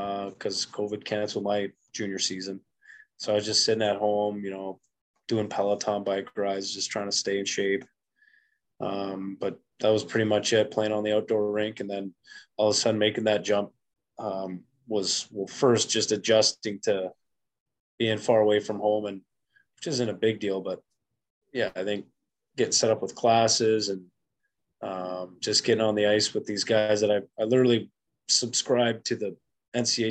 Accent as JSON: {"language": "English", "region": "Western Canada", "country": "Canada", "tie": "born or raised there", "moved": "yes", "lives_now": "North Dakota, United States", "said": "growing up in Western Canada"}